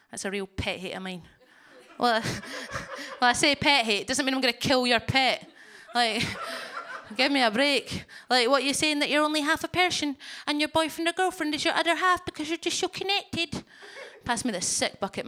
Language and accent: English; Scotland, United Kingdom; I'm Scottish.